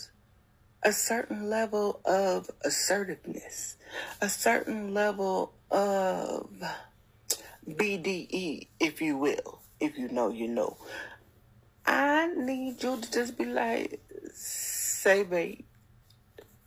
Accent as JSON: {"language": "English", "region": "Louisiana", "country": "United States", "said": "I'm from Louisiana"}